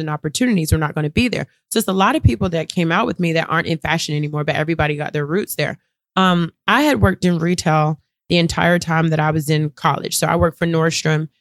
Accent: Durham, North Carolina, United States; I'm from Durham, North Carolina.

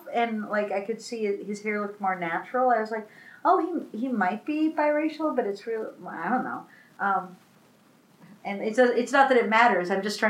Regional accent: Minneapolis, Minnesota, United States; I'm from Minneapolis

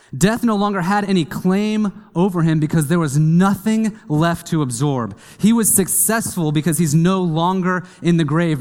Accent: Kansas, United States; I grew up in Kansas

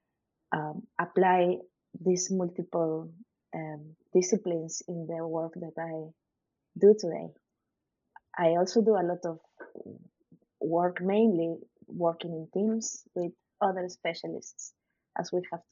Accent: Lima, Peru; when I was a kid, I lived in the city center of Lima

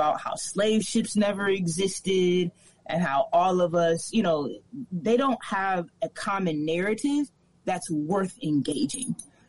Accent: Minneapolis, Minnesota, United States; also born or lived in Chicago; now in Oakland, United States; I was raised in Minneapolis, and I was raised in Chicago, and I spent most of my adult life in Oakland.

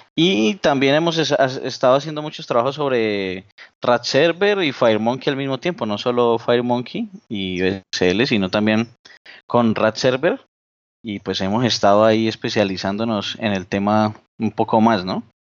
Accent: Colombia; por acá en mi país que se llama Las Lajas, en Colombia

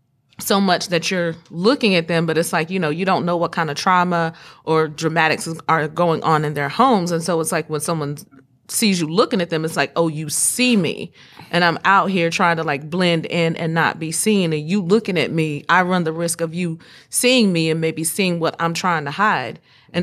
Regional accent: the South, United States; I'm from the South, mm-hmm. and people from the South, we have historically been known to dance a certain way.

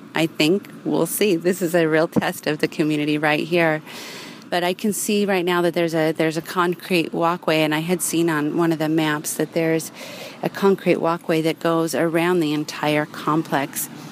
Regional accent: Los Angeles, California, United States; now in Northern California, United States; I'm also from Los Angeles

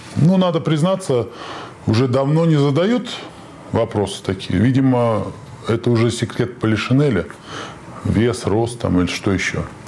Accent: Saint Petersburg, Russia; Я петербуржец

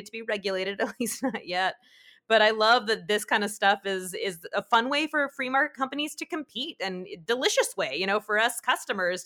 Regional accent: Southern California, United States; I grew up in Southern California

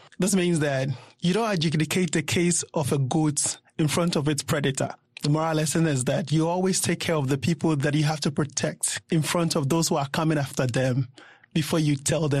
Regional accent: Accra, Greater Accra, Ghana; English is a second language; I'm from Ghana, and I'm from Accra. There's a proverb in my native language, Ghana

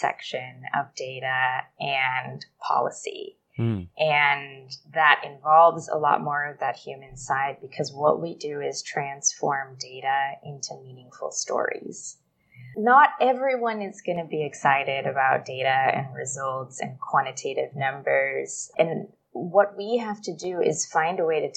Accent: Los Angeles, California, United States; moved away as an adult; now in Bangkok, Thailand; They still live in Sherman Oaks, very close to the upper school. And that's where I grew up alongside two sisters

